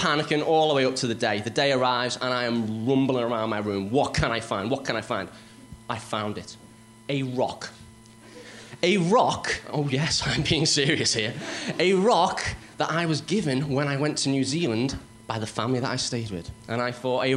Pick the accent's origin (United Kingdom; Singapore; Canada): United Kingdom; Liverpool, North West England; I am from Liverpool, so I do apologise if you can't understand what I'm saying.